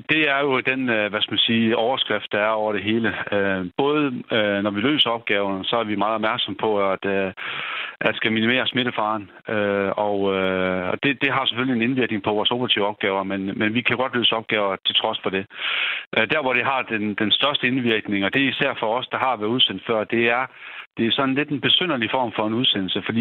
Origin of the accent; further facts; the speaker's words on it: Denmark; Jeg er for hjemme fra Danmark er, og så blev udsendt med et bidrag hertil, øh, hvor jeg har et af mine kompanier med.